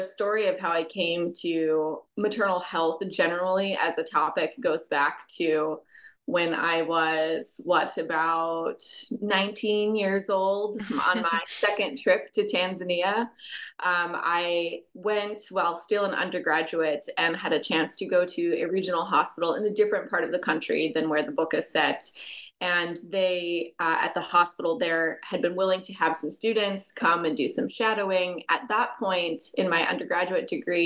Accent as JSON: {"language": "English", "country": "United States", "said": "my home country of the United States"}